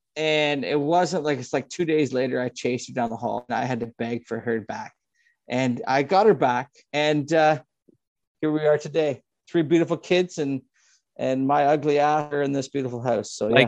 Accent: Scotland, United Kingdom; I'm not going to lie. I'm Scottish.

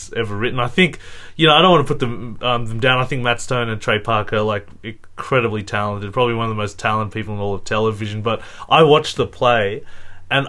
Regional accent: Australia; I'm Australian as well

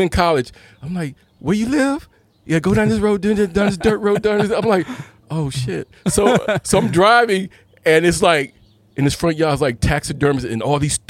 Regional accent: Clinton, Maryland, United States; also born or lived in Washington, D.C.; now in San Diego, United States; I'm from Washington, D.C., raised and born. Parents moved to Clinton, Maryland. That's where I did the rest of my learning as being a child and going to school.

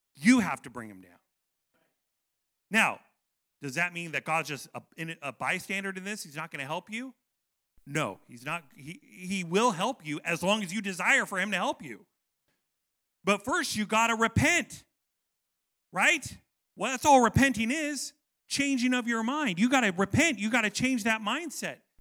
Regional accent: United States; I love being American

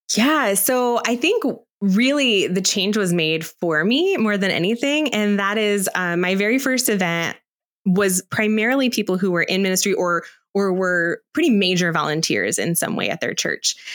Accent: Aurora, United States; I grew up here in Aurora

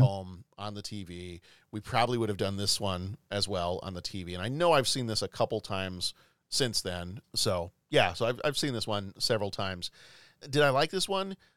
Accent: the South, United States; growing up in the South

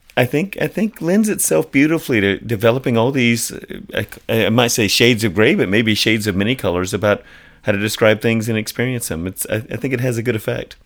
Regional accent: Atlanta, Georgia, United States; I grew up in Atlanta

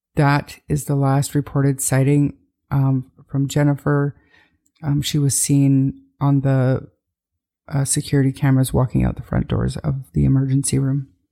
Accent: Calgary, Alberta, Canada; also born or lived in north of Edmonton, Alberta; This is obviously my hometown, Calgary, and my home province, Alberta

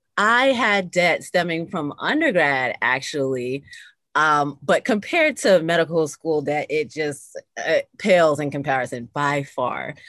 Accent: Lower Westchester, New York, United States; also born or lived in Bronx, New York; I was born in the Bronx, New York, and raised in Lower Westchester, which is the suburbs, right outside of New York City.

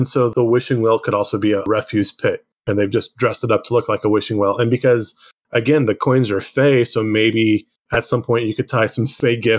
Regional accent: Central California, United States; I grew up in Central California.

